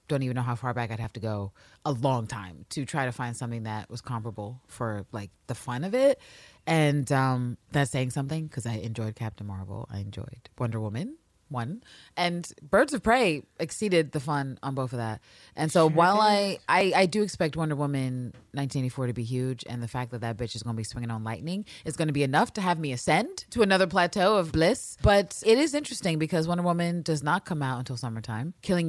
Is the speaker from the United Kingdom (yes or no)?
yes; London, United Kingdom; But then so do I, and I'm a Londoner. Confusing, eh? I'm living at the moment in Gloucestershire.